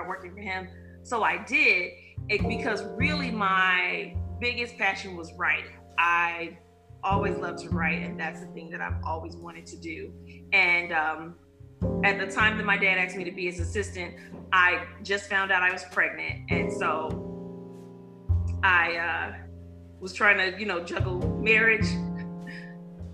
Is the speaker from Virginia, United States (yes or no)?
no; Chicago, Illinois, United States; also born or lived in Louisiana; I was born and raised in Chicago